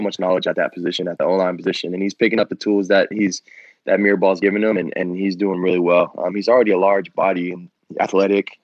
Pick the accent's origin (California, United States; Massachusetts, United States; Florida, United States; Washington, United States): California, United States; Bay Area; moved away as an adult; I'm from the Bay Area